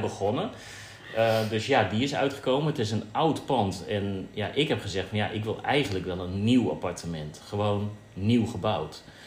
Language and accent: Dutch; Netherlands; now in Bali, Indonesia; als Nederlanders